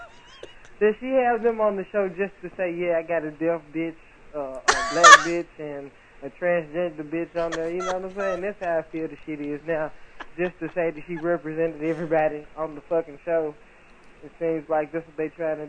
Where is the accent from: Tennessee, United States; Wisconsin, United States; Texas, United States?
Tennessee, United States; Memphis; now in Kentucky, United States; I'm calling from Kentucky, but I'm originally from Memphis, Tennessee